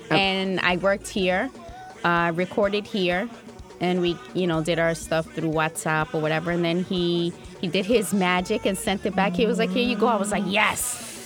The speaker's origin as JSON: {"language": "English", "country": "United States", "said": "Being Black American for me wasn't just enough. Okay, so I'm Black American"}